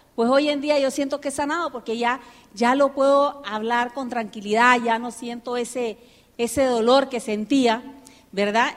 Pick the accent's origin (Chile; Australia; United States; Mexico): United States; also born or lived in Nicaragua; now in Panama; me crié en Estados Unidos